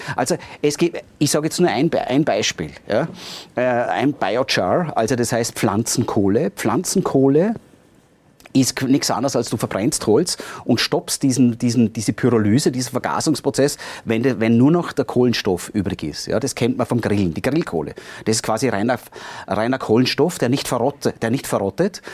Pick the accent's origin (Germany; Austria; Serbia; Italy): Austria; bei uns in Österreich, in den Alpen speziell